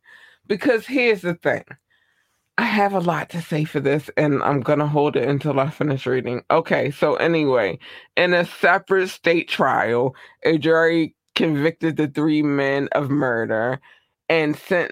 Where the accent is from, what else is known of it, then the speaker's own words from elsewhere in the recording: Baltimore, Maryland, United States; I'm from Baltimore. I'm from Baltimore, Maryland. That's where I am. The United States, Baltimore, Maryland.